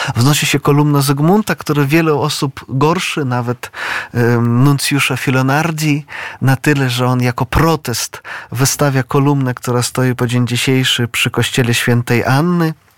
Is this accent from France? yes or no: no; Brest, Brest Region, Belarus; now in Poland; ja pochodzę z Brześcia, z dawnego Brześcia litewskiego, no obecnie to jest Białoruś